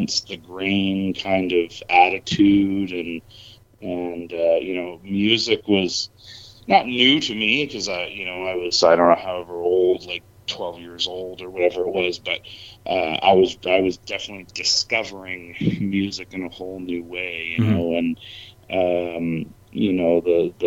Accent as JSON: {"language": "English", "town": "Moncton", "region": "New Brunswick", "country": "Canada", "tie": "born or raised there", "moved": "yes", "lives_now": "Calgary, Canada", "said": "born and raised on the East Coast and in Moncton"}